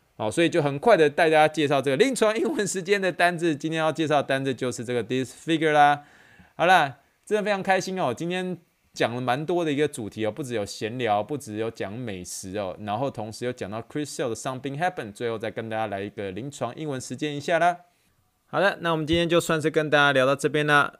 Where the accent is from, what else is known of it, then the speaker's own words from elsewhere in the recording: Taiwan; 因为我们台湾人喜欢吃，习惯吃臭豆腐